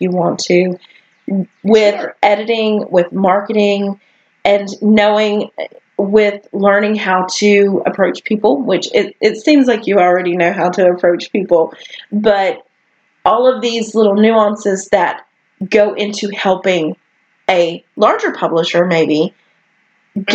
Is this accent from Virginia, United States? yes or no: yes; Virginia, United States; I was born in Virginia